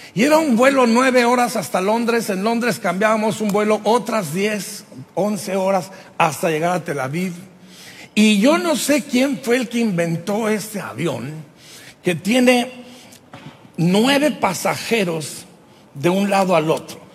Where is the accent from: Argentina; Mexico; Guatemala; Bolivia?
Mexico; Durango; yo como buen durangueño, norteño, mexicano